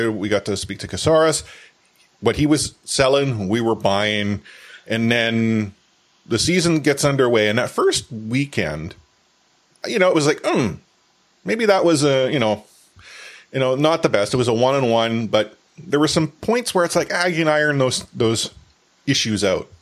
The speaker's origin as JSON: {"language": "English", "town": "Vancouver", "region": "British Columbia", "country": "Canada", "said": "I'm from Vancouver."}